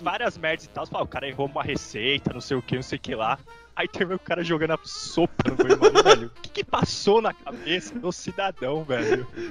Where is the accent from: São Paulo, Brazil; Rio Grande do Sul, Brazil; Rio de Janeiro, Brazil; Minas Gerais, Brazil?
São Paulo, Brazil; Santo André; sou aqui do, do ABC Paulista